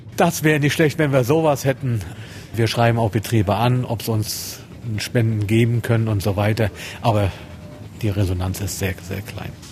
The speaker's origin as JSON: {"language": "German", "town": "Neubrandenburg", "region": "Mecklenburg-Vorpommern", "country": "Germany", "said": "ich bei Neubrandenburger bin"}